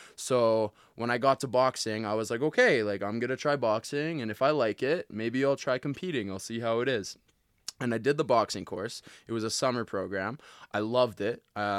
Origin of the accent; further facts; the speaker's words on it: Calgary, Alberta, Canada; Yeah, okay, I was born and raised in Calgary, and I got picked on a lot, man.